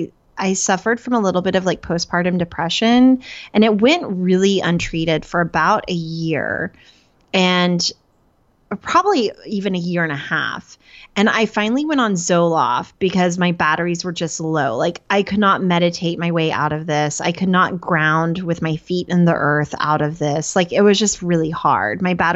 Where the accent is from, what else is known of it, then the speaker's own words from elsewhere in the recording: Oklahoma, United States; So I had decided growing up in Oklahoma around the time, I always say I was 8, but I think it was somewhere between 8 and 12.